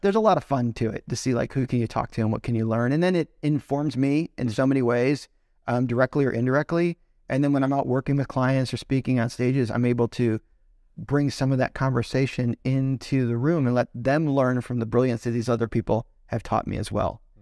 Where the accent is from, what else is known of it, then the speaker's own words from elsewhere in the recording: Chicago, Illinois, United States; So, I knew him growing up in Chicago